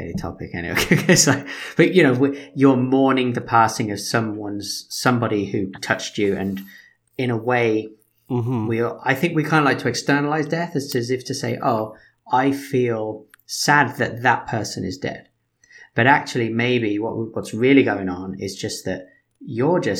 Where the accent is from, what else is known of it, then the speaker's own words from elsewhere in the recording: United Kingdom; Being British